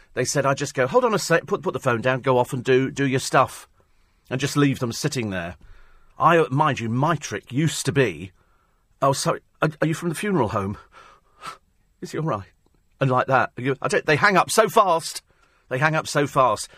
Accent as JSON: {"language": "English", "town": "Twickenham", "region": "London", "country": "United Kingdom", "said": "I come from Twickenham in Middlesex"}